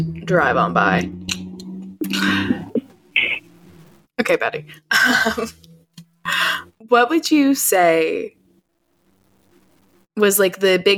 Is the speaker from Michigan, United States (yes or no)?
no; New York City, New York, United States; I'm from New York City, where I grew up around a lot of atheists